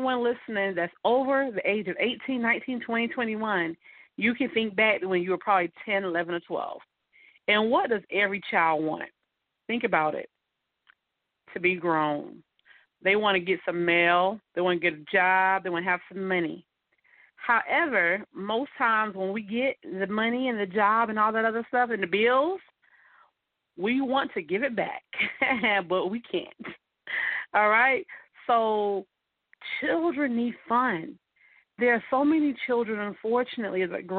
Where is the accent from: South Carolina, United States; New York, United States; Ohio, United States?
South Carolina, United States; Mullins; moved away; in a small town where I'm from called Mullins, South Carolina